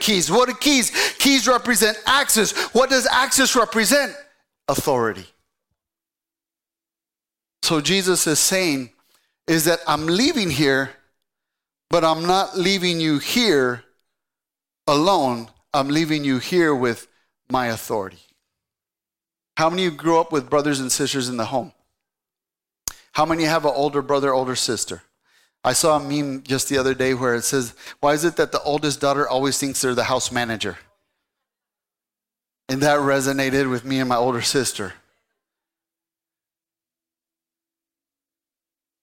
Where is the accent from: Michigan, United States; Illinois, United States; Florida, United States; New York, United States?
Michigan, United States; Saginaw; also born or lived in El Paso, Texas; I grew up, I was born in El Paso. At the age of 6, I moved to Saginaw, Michigan